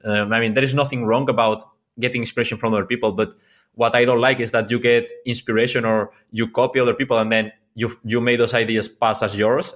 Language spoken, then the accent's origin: English; Mallorca, Balearic Islands, Spain; English is a second language; I'm from Mallorca